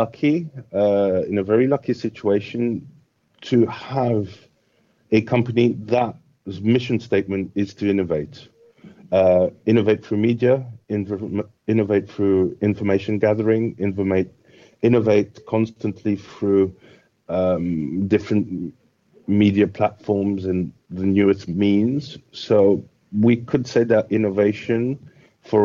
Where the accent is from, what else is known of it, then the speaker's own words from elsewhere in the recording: Mauritius; in Mauritius, that we are classed as an African country